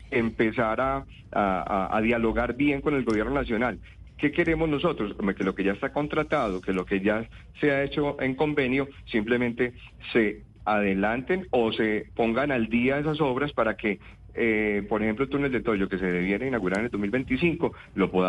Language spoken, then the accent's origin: Spanish; Antioquia, Colombia; nosotros somos colombianos. Nosotros colombianos, no, tenemos un país total diferente para nada. Nosotros somos, Antioquia pertenece a Colombia